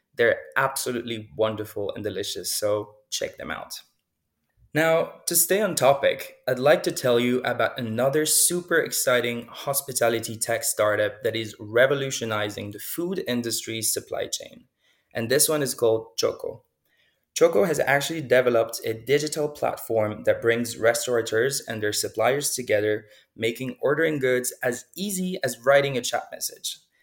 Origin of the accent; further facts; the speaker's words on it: Lausanne, Vaud, Switzerland; moved away as an adult; also born or lived in Berlin; I was born in Lausanne and grew up in the region as well